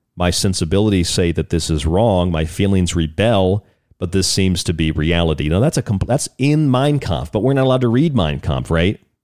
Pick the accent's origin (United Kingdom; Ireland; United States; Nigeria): United States; I'm an American. I'm happy where I am in America